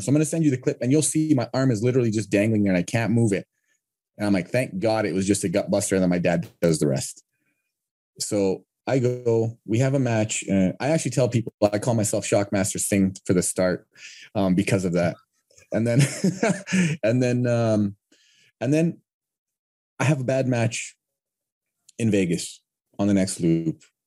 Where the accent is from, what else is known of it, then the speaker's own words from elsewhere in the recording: Canada; I'm from Canada